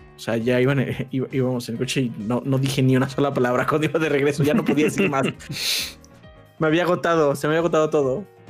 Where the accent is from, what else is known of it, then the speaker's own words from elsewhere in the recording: Mexico City, Mexico; nosotros somos de la Ciudad de México, entonces él vivía también aquí